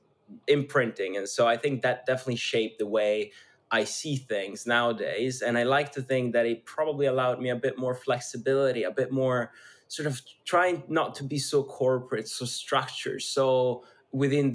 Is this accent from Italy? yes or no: yes; schooled in Switzerland, northern Italy, Italy; English is a second language; moved away; I come from a really small town north of Italy, actually on the verge of Switzerland. So I grew up essentially in Switzerland, going to school in Switzerland